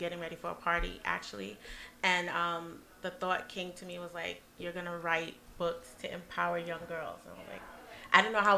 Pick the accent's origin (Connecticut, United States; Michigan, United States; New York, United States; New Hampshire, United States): New York, United States; New York City; also born or lived in Brooklyn, New York; I was born in Brooklyn, but we moved to Queens after, so I represent Queens. Queens at heart